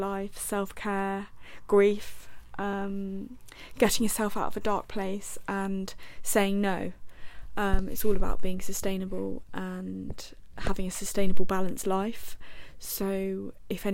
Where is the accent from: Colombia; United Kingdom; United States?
United Kingdom; Buckinghamshire, South East England; I am 21 years old and I'm from Buckinghamshire.